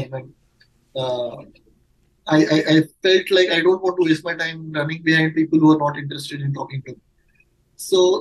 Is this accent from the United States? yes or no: no; Mumbai, Maharashtra, India; I'm born and raised in Mumbai, so yes, out and out Mumbaikar